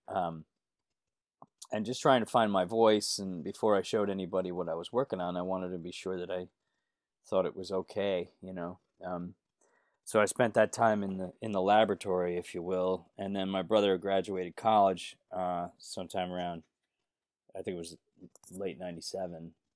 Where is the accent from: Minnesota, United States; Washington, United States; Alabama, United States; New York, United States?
New York, United States; Northport; I grew up, uh, b, about forty to thirty something miles east of Manhattan